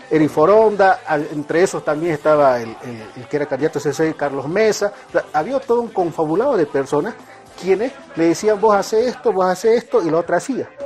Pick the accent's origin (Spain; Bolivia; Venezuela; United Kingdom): Bolivia; moved away as an adult